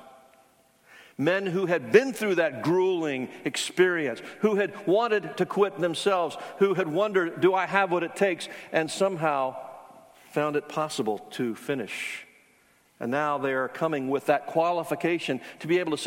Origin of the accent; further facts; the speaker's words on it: Charleston, South Carolina, United States; I grew up in Charleston where the Citadel is